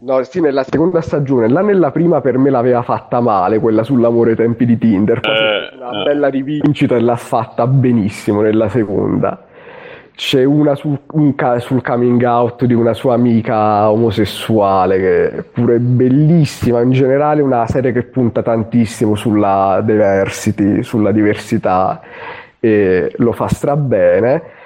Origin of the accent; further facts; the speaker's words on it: Southern Italy, Italy; moved away; io sono un terrone che vive nel nord Italia, nell'estremo nord